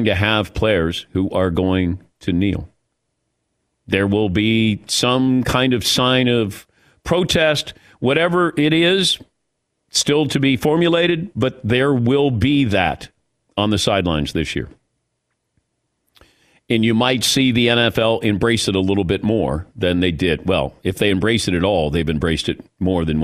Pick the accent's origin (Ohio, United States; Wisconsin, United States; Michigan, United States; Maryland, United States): Ohio, United States; I grew up in Ohio